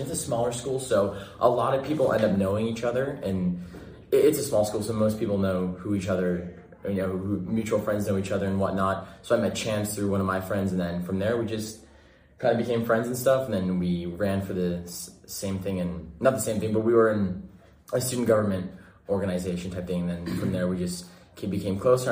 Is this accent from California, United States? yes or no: yes; Bakersfield, California, United States; I'm from Central California.